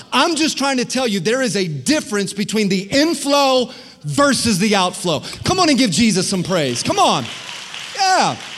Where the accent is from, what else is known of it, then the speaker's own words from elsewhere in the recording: Florida, United States; I grew up in Florida.